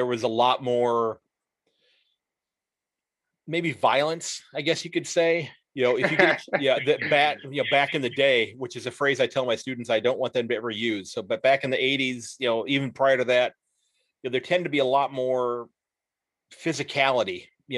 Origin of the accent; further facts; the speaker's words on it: Sandusky, Ohio, United States; from Sandusky, Ohio